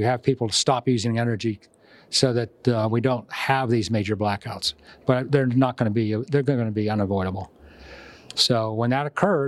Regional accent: Texas, United States; I'm from Texas

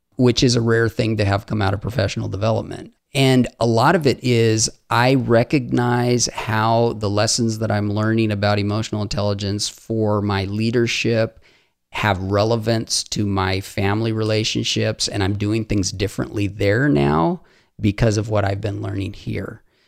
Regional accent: Haiti; I grew up in Haiti

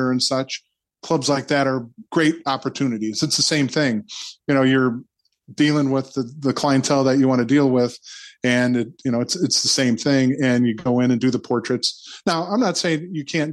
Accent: Michigan City, Indiana, United States; also born or lived in Florida; my hometown, Michigan City

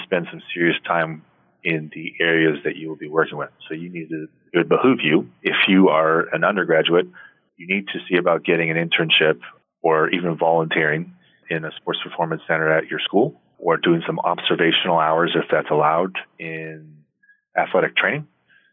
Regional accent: Portland, Oregon, United States; I'm from Portland, Oregon

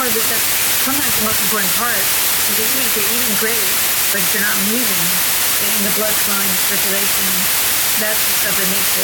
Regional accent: New York City, New York, United States; now in Los Angeles, United States; as a New Yorker

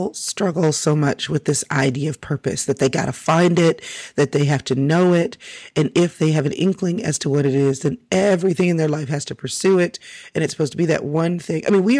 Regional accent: Texas, United States; And I'm so from Texas, so we just take that to a whole other level.

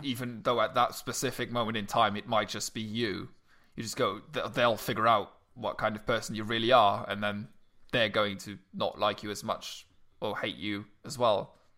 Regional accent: Luxembourg; moved away; I'm officially a resident of this country and not of Luxembourg anymore

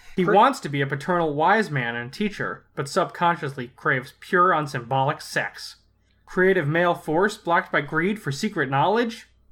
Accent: Flint, Michigan, United States; I grew up in Flint. I drink Fago.

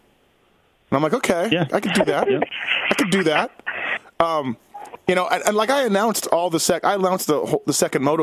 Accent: Canada; I'm Canadian

